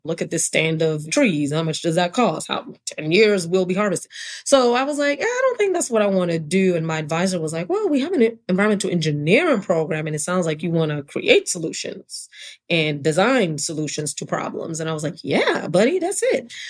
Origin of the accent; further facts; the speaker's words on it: New York City, New York, United States; also born or lived in Brooklyn / Hartford, Connecticut / New London, Connecticut; now in Atlanta, United States; I was born and raised in New York City, born in Brooklyn, grew up in Queens